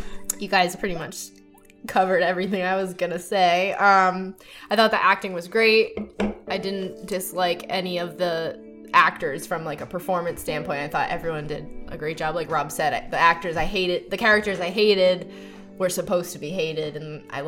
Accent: Cranston, Rhode Island, United States; Revival Brewing Company out of Cranston, my hometown

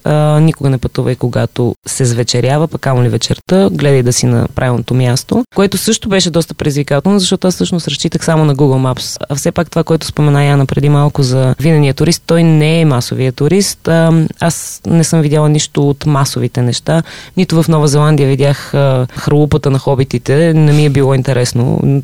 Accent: Bulgaria; аз тук от България идвам

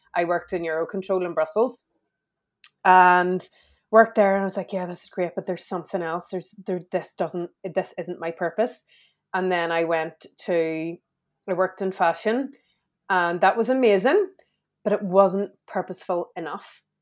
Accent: Belfast, Northern Ireland, United Kingdom; I grew up in Belfast.

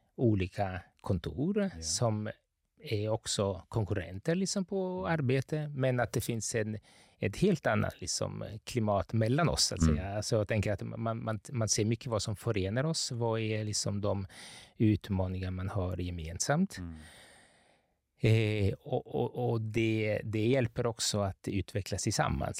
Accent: Capri, Campania, Italy; moved away as an adult; also born or lived in Gothenburg, Sweden; now in Stockholm, Sweden; jag är uppvuxen på Capri som är en ö söder om Neapel

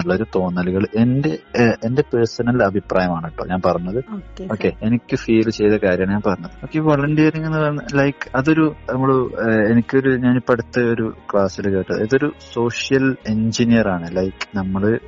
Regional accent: Kerala, India

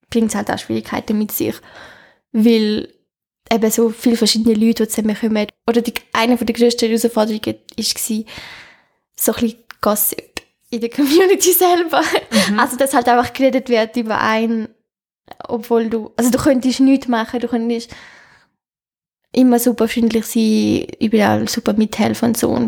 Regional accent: Netherlands; Schön, das ist mein Heimatland.

